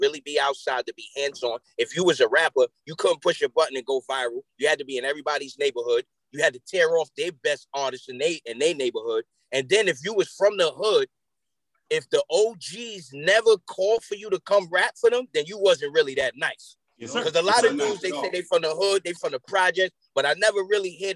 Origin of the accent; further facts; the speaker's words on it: Yonkers, New York, United States; also born or lived in Mount Vernon, New York; I grew up in Yonkers, New York